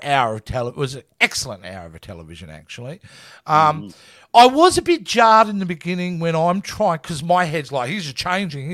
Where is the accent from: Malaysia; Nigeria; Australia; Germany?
Australia; I'm Australian.